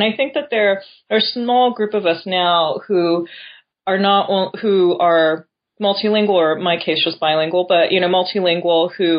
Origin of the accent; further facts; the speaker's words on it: Japan; moved away as an adult; also born or lived in New York / California; I was born in Japan to an American father and a Japanese mother. And with the exception of 2 years in New York when I was very young, grew up in Japan, but went to international school.